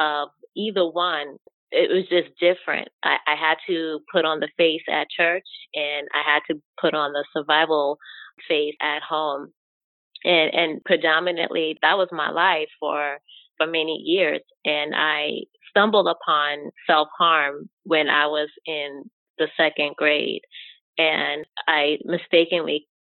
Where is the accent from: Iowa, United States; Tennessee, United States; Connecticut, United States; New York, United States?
New York, United States; I am born and raised in New York